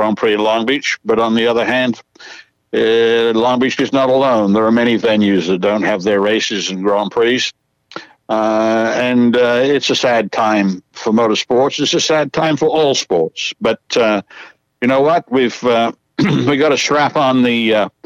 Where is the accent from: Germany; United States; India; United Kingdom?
United Kingdom; England; moved away; I was from England